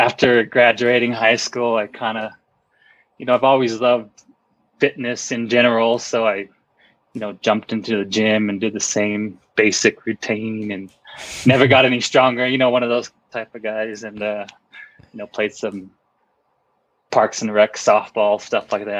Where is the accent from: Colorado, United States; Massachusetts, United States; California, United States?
Colorado, United States; Pueblo; now in Leadville, United States; I grew up pretty much in Colorado my whole life. I wasn't born here, but grew up here my whole life on the Front Range of Colorado, just maybe a couple hours south of Denver